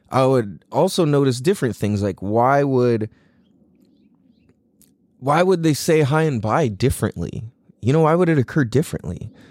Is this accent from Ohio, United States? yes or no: no; San Diego, California, United States; being half Chinese and half Norwegian, it automatically puts me in a really weird place. Because growing up in Mira Mesa